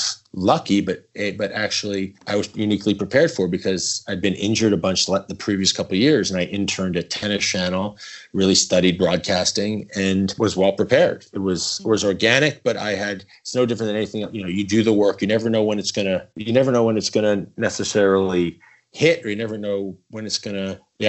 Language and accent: English; East Coast, United States; I grew up playing on the East Coast